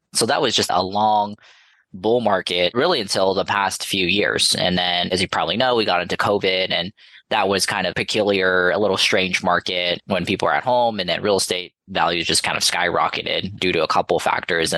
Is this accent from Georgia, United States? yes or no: no; Los Angeles, California, United States; I'm from Los Angeles area, and I went to USC locally